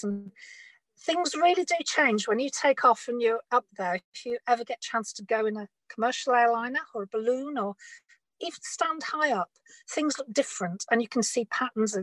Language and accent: English; Bradford, Yorkshire and the Humber, United Kingdom; I grew up in Bradford in Northern England.